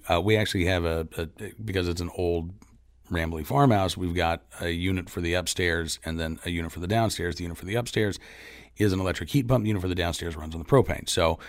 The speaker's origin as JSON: {"language": "English", "town": "New York City", "region": "New York", "country": "United States", "tie": "born or raised there", "said": "I grew up in New York City."}